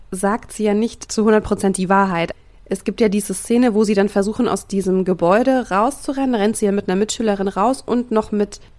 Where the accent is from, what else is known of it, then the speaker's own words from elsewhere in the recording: Thuringia, Germany; wir kommen aus Thüringen ja.